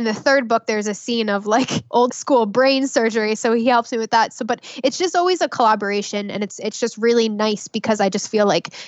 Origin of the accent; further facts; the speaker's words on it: New Jersey, United States; I'm from Jersey